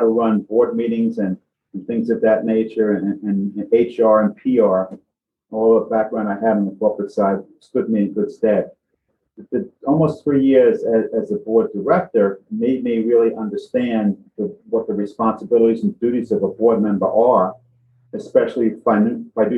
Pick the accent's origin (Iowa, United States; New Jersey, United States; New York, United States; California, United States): New York, United States; New York City; Born and raised in the Bronx, fellow Bronxite